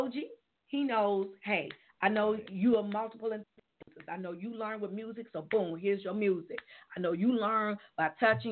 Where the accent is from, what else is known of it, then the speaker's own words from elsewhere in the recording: Gary, Indiana, United States; we're from Gary and we work in Gary